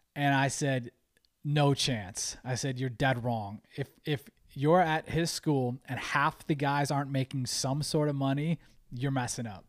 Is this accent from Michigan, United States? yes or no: no; Cleveland, Ohio, United States; we're from Cleveland